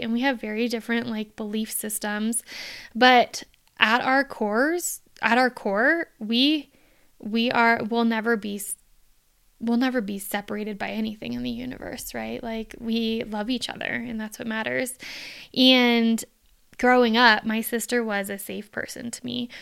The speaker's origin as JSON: {"language": "English", "town": "Phoenix", "region": "Arizona", "country": "United States", "said": "I'm from Phoenix, Arizona"}